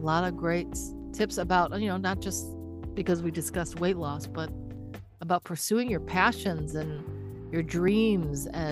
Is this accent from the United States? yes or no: yes; Detroit, Michigan, United States; I am from Detroit myself